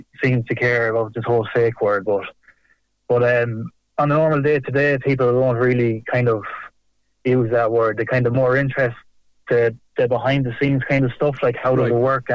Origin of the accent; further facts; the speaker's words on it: South Roscommon, Connacht, Ireland; I'm from the Bailot region and I went to school in primary school in Carnifulla. So Clannagale will be my local GAA team